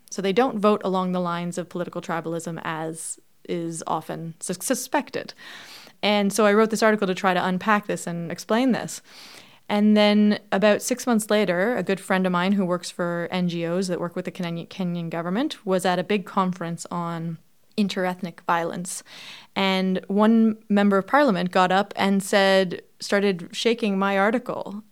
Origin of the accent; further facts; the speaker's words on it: Toronto, Ontario, Canada; I grew up in Toronto, so I had friends from all over the world